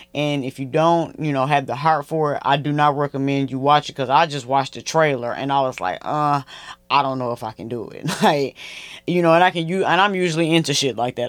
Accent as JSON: {"language": "English", "town": "Flint", "region": "Michigan", "country": "United States", "tie": "born or raised there", "moved": "yes", "said": "all my hometown brands, Flint, Michigan"}